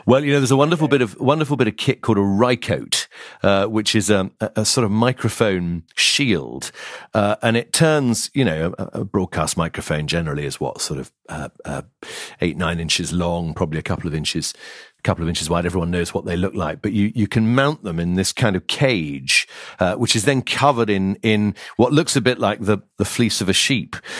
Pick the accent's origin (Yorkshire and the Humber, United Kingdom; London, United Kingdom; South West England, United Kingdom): South West England, United Kingdom; Lizard Peninsula, Cornwall; moved away; I, I grew up on the Lizard Peninsula